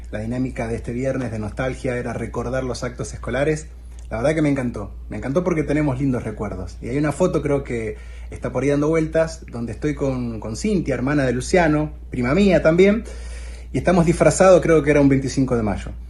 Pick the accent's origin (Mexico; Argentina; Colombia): Argentina; A nosotros como argentinos